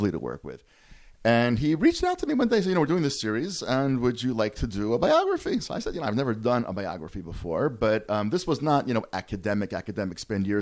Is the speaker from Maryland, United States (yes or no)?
yes; Baltimore, Maryland, United States; I grew up in Baltimore, I grew up in a very Zionist home